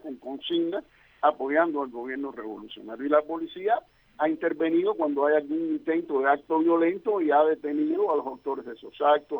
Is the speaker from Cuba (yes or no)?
yes; Cuba